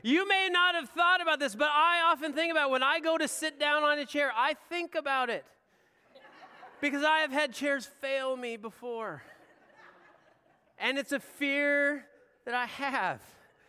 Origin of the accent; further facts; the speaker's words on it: Pacific Northwest, United States; I have what I like to think is a healthy fear of grizzly bears. I grew up in the Northwest. It was a real thing.